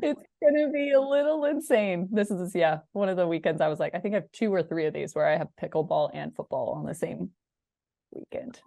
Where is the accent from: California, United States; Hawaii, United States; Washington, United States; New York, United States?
Washington, United States; I grew up in Washington